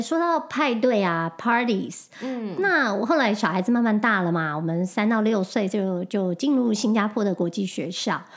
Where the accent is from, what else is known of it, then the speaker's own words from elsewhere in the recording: Taiwan; moved away as an adult; also born or lived in Singapore; now in United States; 我是台湾人